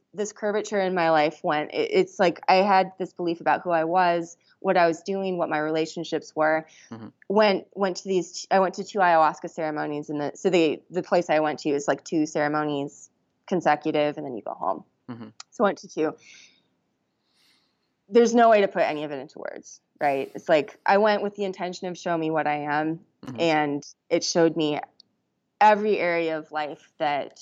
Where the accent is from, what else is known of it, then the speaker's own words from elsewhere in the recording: Washington, United States; I found a very small retreat center that was in my home state, in my state of Washington